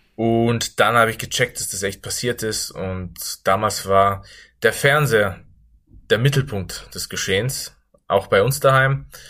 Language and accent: German; Innsbruck, Tyrol, Austria; ich in Österreich geboren und aufgewachsen bin